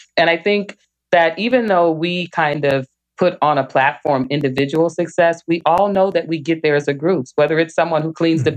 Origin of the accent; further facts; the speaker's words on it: Little Rock, Arkansas, United States; now in Michigan, United States; I grew up in Little Rock, Arkansas